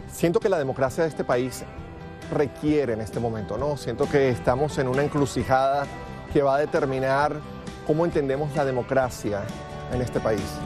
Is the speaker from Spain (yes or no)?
no; Venezuela; now in Los Angeles, United States; yo soy de Venezuela, tengo más de 20 años